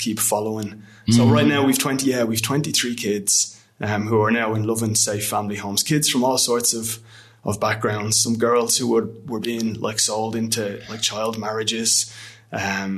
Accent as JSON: {"language": "English", "country": "Ireland", "said": "as Irish people"}